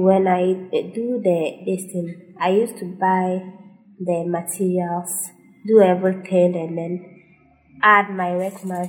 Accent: Tamale, Northern Region, Ghana; I grew up in Tamale

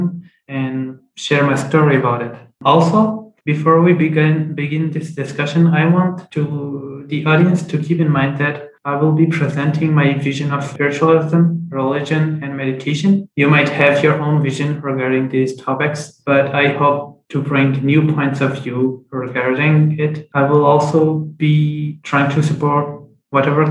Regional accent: France; first language Punjabi; English is a second language; also born or lived in Las Vegas, Nevada, United States; I was born and raised in France

